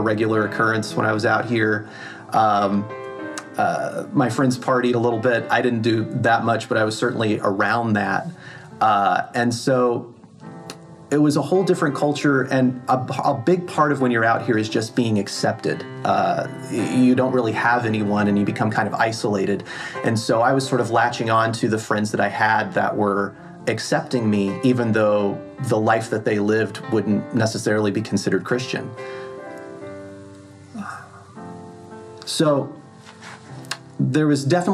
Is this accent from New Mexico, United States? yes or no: no; Norman, Oklahoma, United States; moved away as an adult; also born or lived in Dallas, Texas; now in Los Angeles, United States; I've lived in Los Angeles for about 15 years now, and I'm originally from Norman, Oklahoma.